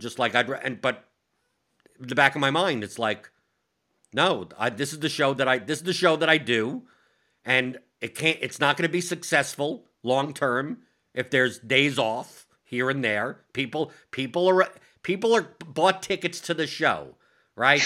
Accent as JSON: {"language": "English", "region": "New York", "country": "United States", "said": "I'm from New York"}